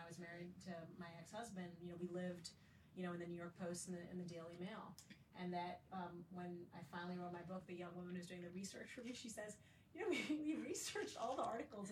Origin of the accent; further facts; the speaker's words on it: Saudi Arabia; also born or lived in Kalamazoo, Michigan, United States; now in United States; I was Muslim and growing up in Saudi Arabia